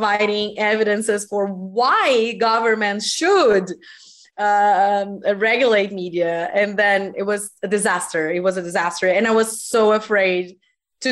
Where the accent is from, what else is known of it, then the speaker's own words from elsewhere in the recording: Brazil; English is a second language; I am from Brazil and I am an English teacher